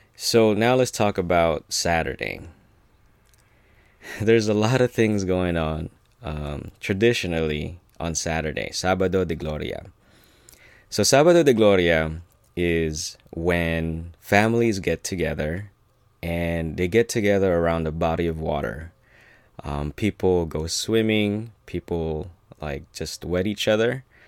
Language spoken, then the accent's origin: English; United States; being Filipino-American